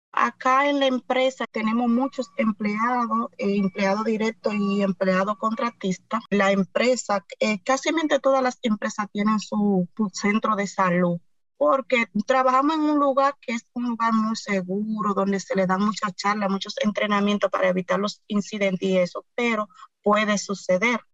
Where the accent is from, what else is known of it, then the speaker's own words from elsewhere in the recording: Cotuí, Sánchez Ramírez, Dominican Republic; soy de Cotuí, provincia Sánchez Ramírez